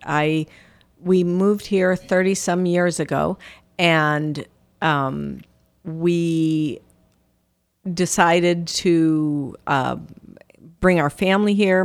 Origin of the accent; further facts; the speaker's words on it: Downers Grove, Illinois, United States; moved away; I'm originally from Downers Grove, Illinois